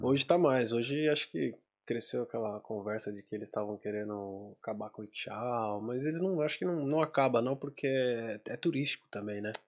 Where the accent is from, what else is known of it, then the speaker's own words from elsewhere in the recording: Brazil; moved away; eu saí do Brasil